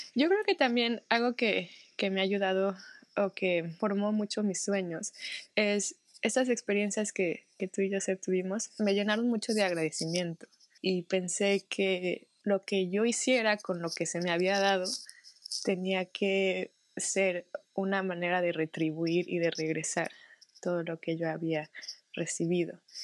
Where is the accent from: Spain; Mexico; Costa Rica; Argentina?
Mexico; also born or lived in Netherlands; soy mexicana, tengo 31 años